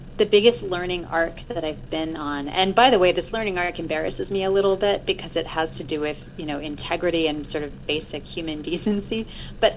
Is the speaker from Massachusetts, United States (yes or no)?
no; Illinois, United States; moved away; I'm originally from Illinois